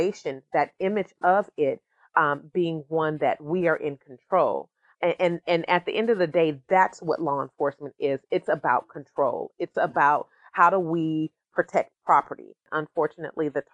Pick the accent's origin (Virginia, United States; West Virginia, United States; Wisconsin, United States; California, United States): California, United States; Sacramento; I'm from the Meadowview neighborhood